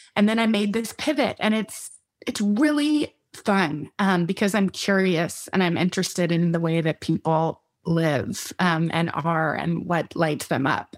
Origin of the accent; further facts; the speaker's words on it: Texas, United States; also born or lived in Midland, Texas / Austin, Texas; We were born in West Texas